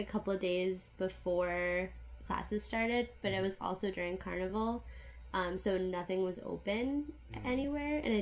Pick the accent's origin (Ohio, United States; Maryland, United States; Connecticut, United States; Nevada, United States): Connecticut, United States; moved away as an adult; also born or lived in Boston / Grenada; I am originally from Connecticut, which is a small state in the northeast of the U.S. I lived there for like all through high school